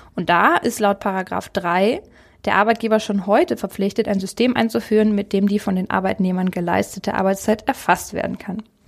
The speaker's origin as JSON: {"language": "German", "country": "Germany", "said": "Bei uns in Deutschland"}